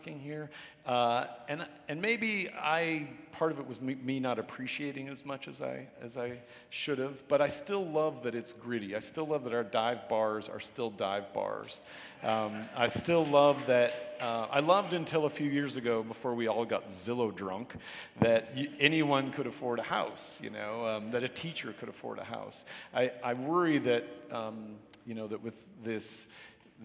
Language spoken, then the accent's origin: English; Spokane, Washington, United States; I live in my hometown